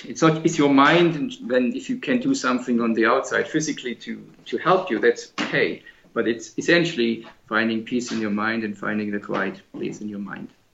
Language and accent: English; Germany; moved away as an adult; also born or lived in Britain; I always wanted to come back to Germany, which is my home country